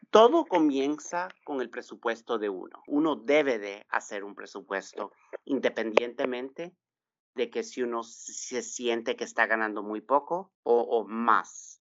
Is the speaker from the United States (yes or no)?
yes; Texas, United States; moved away as an adult; also born or lived in San Salvador, El Salvador; now in California, United States; Yo nací en San Salvador, El Salvador. Me vine de cinco años con mis padres y hermanas a Texas y viví, crecí, me eduqué y trabajé por bastantes años